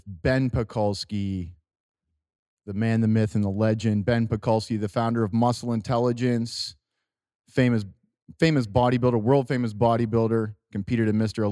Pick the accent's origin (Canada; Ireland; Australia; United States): Canada; Walkerton, Ontario; also born or lived in London, Ontario; Jesse and I are both from Walkerton, Ontario